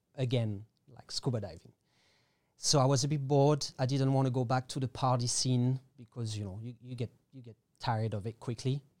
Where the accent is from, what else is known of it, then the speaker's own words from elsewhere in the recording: Paris, Île-de-France, France; English is a second language; moved away as an adult; also born or lived in Australia / Thailand; now in Koh Tao, Thailand; I was born in Paris